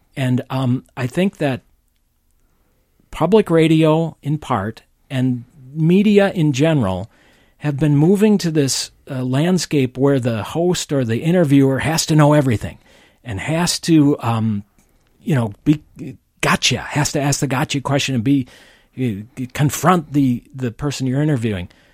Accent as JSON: {"language": "English", "town": "St. Paul", "region": "Minnesota", "country": "United States", "tie": "born or raised there", "said": "he hired me here in St. Paul, which is my hometown"}